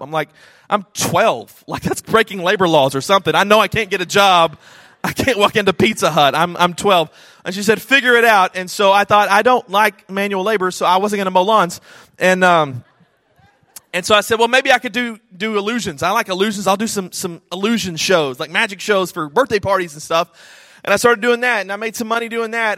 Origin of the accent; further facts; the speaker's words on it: Snyder, Texas, United States; I grew up in Snyder, Texas, a small town in West Texas of about 10,000 people